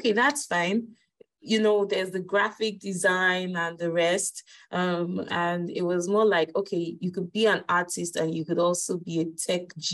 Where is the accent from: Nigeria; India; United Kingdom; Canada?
Nigeria; Lagos; I'm Nigerian, and I grew up in Lagos State in Nigeria.